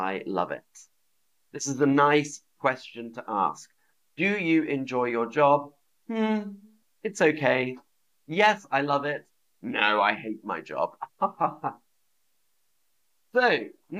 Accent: London, United Kingdom; I am from London. I am from London.

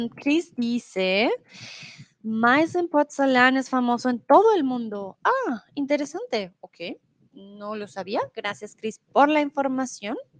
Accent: Bogotá, Bogotá Capital District, Colombia; also born or lived in Mexico; now in Germany; soy de Colombia, de la ciudad de Bogotá, de la capital. Comúnmente vivo en Alemania

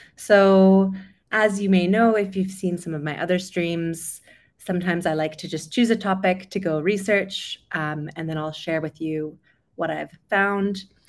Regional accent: Vancouver, British Columbia, Canada; moved away as an adult; also born or lived in London; I'm originally from Canada, over Vancouver on the West Coast.

